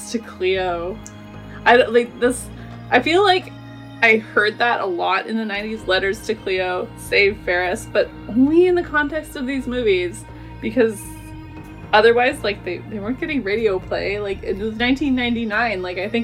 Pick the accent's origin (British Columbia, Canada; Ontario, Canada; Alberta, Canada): British Columbia, Canada; Victoria; I grew up in Victoria